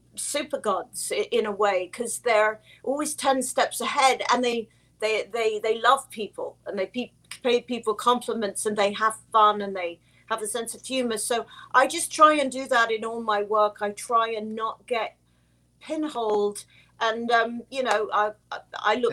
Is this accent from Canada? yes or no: no; England, United Kingdom; I'm English um, I'm second generation Finnish